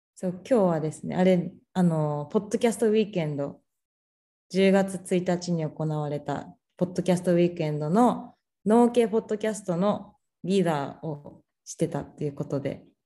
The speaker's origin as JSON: {"language": "Japanese", "region": "Tokyo", "country": "Japan", "tie": "born or raised there", "said": "私の地元が東京だった"}